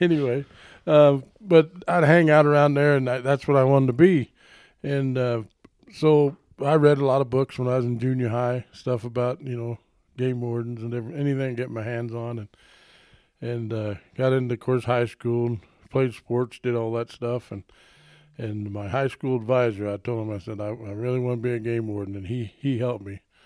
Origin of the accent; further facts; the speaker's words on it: Southeast Colorado, United States; moved away; I grew up in Southeast Colorado